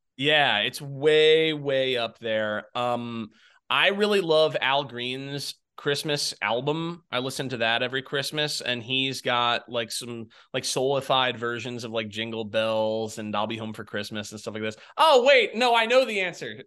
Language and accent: English; Jacksonville, Florida, United States; moved away; I'm from Jacksonville, Florida originally.